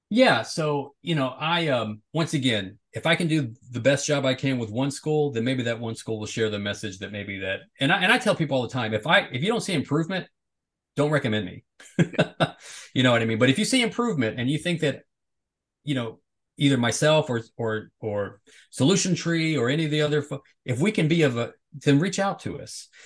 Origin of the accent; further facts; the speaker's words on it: the South, United States; growing up in the South